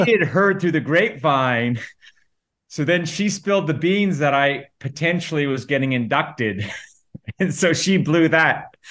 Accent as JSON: {"language": "English", "town": "Calgary", "region": "Alberta", "country": "Canada", "tie": "born or raised there", "said": "I grew up in Calgary, which is basically, it was just softball"}